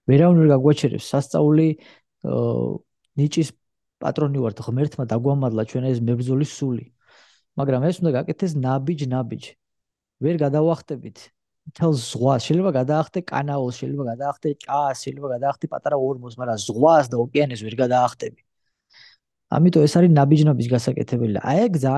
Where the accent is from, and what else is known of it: Georgia; born or raised there; now in United States